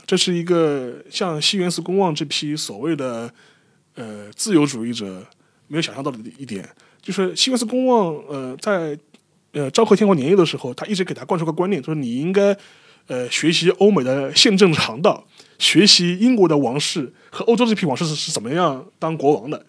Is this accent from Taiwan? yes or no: no; China; 我们自己作为中国人，我们有自己的立场判断。